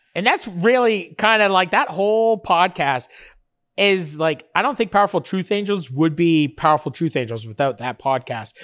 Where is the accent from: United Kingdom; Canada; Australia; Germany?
Canada; Fort Erie, Ontario; I grew up right in Fort Erie, right across from Buffalo.